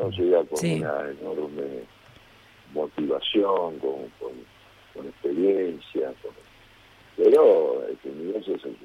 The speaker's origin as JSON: {"language": "Spanish", "country": "Argentina", "moved": "as an adult", "lives_now": "Brazil", "said": "como argentino"}